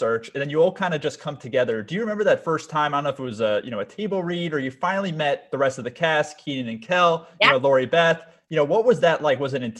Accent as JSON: {"language": "English", "region": "Florida", "country": "United States", "said": "I'm from South Florida as well, so I have an affinity towards Florida"}